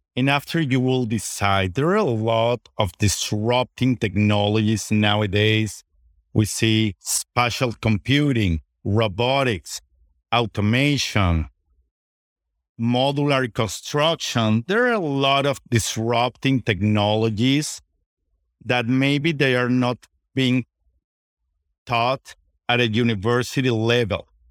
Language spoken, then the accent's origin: English; Venezuela; moved away as an adult; now in United States; I was born and raised in Venezuela. My parents are from Spain